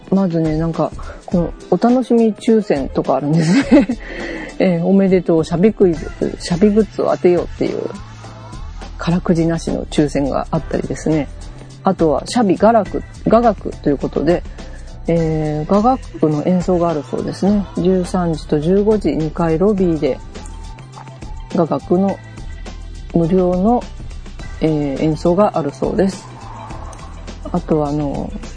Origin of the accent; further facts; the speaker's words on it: Kyushu, Japan; 私もね、九州で生まれたにしては